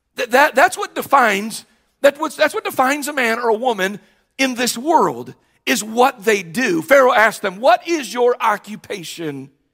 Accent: Cleveland, Ohio, United States; also born or lived in Parma Heights, Ohio; I was born at the Fairview General Hospital here on Cleveland's west side

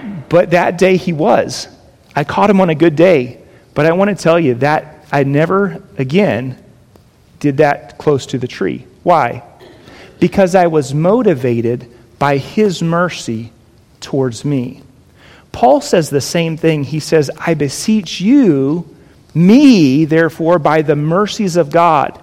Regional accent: Jacksonville, Florida, United States; now in Las Vegas, United States; we grew up on a 4-acre parcel of property in Florida where I grew up in Jacksonville

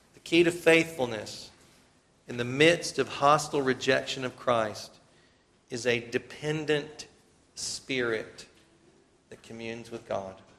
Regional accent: South Carolina, United States; We're from South Carolina.

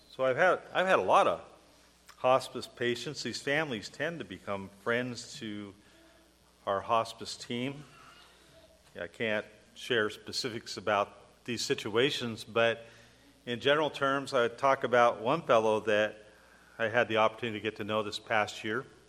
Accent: United States; I'm an American citizen

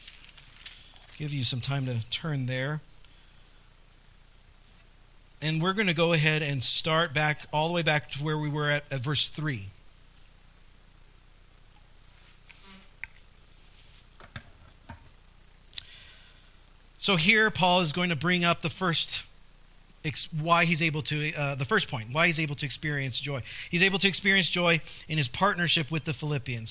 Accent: Southern California, United States; moved away as an adult; now in La Pine, United States; Brianna and I, we grew up in Southern California. that's our home

